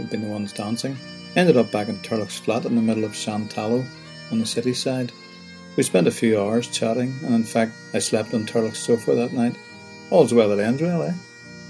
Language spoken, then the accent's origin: English; Newtownards, Northern Ireland, United Kingdom; I suddenly decided to turn and speak to them in Irish, Tommy Mahoney Ballynewan Tard, which means I'm from Newtownards.